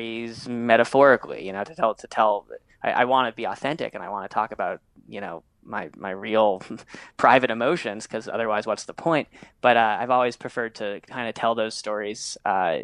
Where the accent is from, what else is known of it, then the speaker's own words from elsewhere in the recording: New York City, New York, United States; I grew up in New York City